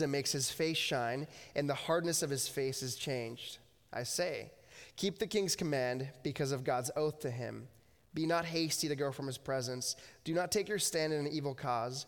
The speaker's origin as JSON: {"language": "English", "country": "United States", "tie": "born or raised there", "moved": "as an adult", "lives_now": "Abbotsford, Canada", "said": "I grew up in the States and then moved up here 9 years ago"}